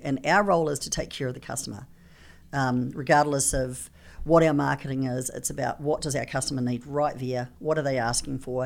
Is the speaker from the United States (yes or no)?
no; New Zealand; I come from New Zealand. I talk a little funny